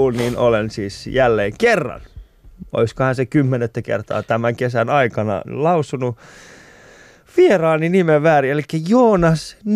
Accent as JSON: {"language": "Finnish", "town": "Pori", "region": "Satakunta", "country": "Finland", "said": "Mä oon Porista."}